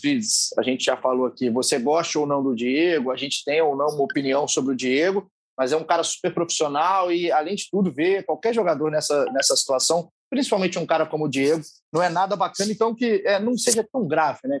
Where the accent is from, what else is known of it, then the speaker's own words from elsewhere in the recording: Juiz de Fora, Minas Gerais, Brazil; eu sou de Juiz de Fora.